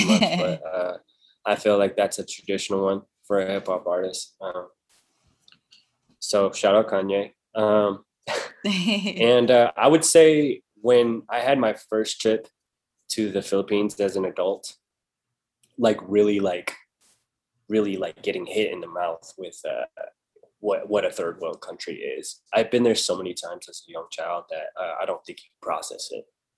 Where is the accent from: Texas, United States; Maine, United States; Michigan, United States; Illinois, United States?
Texas, United States; San Antonio; moved away as an adult; now in Las Vegas, United States; I come from Texas where I, like, in my city, it was mainly Hispanic, then white, then black, like Asian was very small population